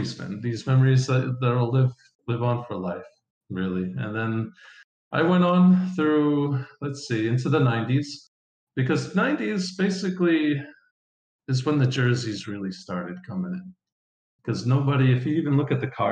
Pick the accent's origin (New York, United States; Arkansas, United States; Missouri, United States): New York, United States; Long Island; now in Spain; I grew up on Long Island